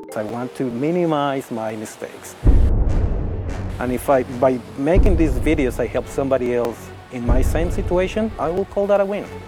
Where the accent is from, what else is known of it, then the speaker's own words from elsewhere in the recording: Mexico City, Mexico; English is a second language; moved away as an adult; now in Vancouver, Canada; I was born in Mexico City in 1991.